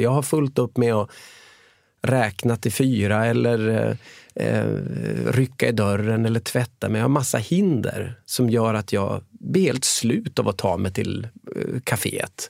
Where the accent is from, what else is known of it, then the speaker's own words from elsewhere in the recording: Umeå, Västerbotten County, Sweden; also born or lived in Gothenburg; now in Karlstad, Sweden; född och uppvuxen i Umeå